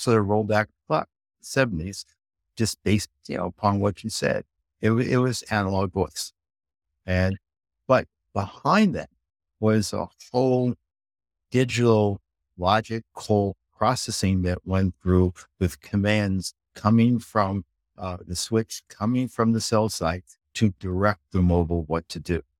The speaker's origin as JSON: {"language": "English", "town": "New York City", "region": "New York", "country": "United States", "tie": "born or raised there", "moved": "yes", "said": "where I grew up in Queens"}